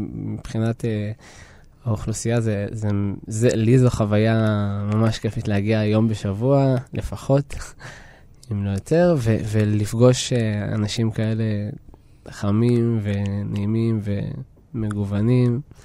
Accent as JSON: {"language": "Hebrew", "town": "Ma'alot-Tarshiha", "region": "Northern District", "country": "Israel", "tie": "born or raised there", "also_born_or_lived": "Tel Aviv / Jerusalem / Budapest", "said": "לעיר שבה גדלתי. אני, אני מרגיש שכשעזבתי את אה, מעלות"}